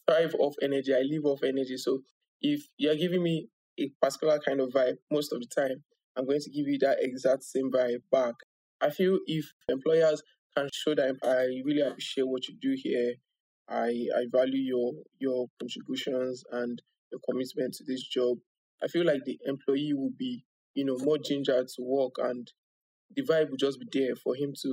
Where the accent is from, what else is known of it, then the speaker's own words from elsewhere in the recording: Nigeria; as a Nigerian